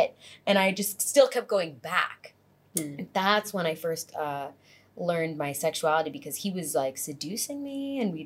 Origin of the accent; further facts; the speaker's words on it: Fort Lauderdale, Florida, United States; now in Los Angeles, United States; Originally from Fort Lauderdale, Florida, but most recently, LA.